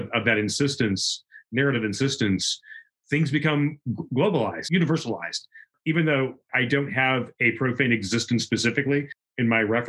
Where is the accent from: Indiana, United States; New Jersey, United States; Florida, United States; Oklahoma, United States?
Indiana, United States; I grew up in Indiana. We were the Midwest.